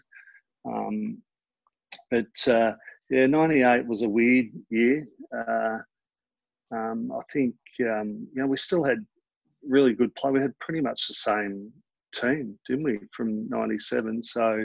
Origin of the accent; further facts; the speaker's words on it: Keysborough, Victoria, Australia; I grew up in Keysborough